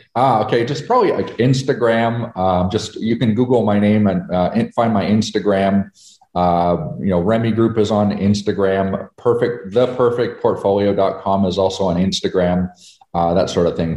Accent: Canada; moved away as an adult; now in United States; I'm a Canadian, but I moved to America

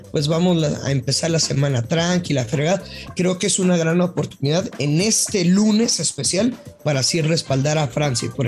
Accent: northern Mexico, Mexico; Soy norteño, ey.

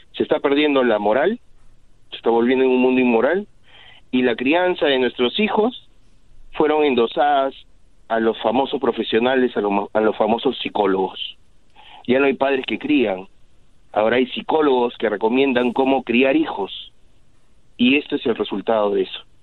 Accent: Peru; moved away; en mi país yo soy de Perú yo me acuerdo que en mi escuela competían

